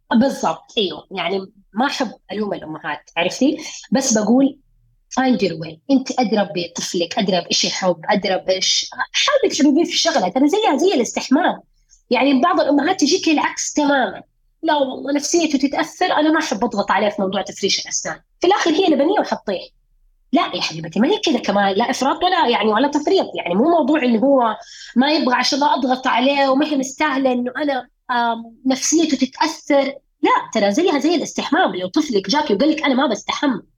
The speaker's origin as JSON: {"language": "Arabic", "country": "Saudi Arabia", "said": "إحنا عندنا في السعودية"}